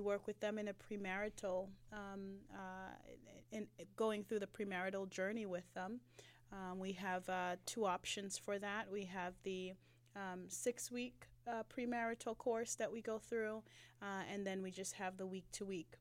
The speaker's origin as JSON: {"language": "English", "country": "Jamaica", "moved": "yes", "lives_now": "Atlanta, United States", "said": "I'm a migrant from, um, the motherland, no, from Jamaica"}